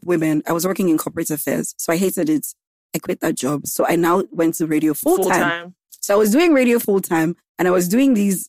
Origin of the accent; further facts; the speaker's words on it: Gambia; moved away as an adult; now in Lagos, Nigeria; I grew up in Gambia. I lived in Gambia for like 15 years.